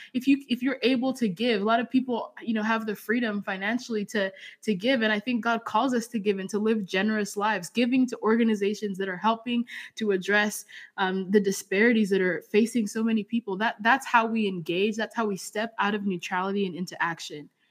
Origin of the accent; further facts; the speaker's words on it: England, United Kingdom; also born or lived in Zambia; now in Arizona, United States; I was raised in England, so I have different experiences.